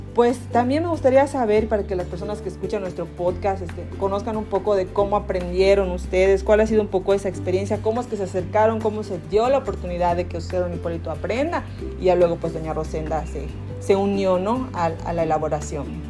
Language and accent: Spanish; Yucatán, Mexico; yo soy yucateca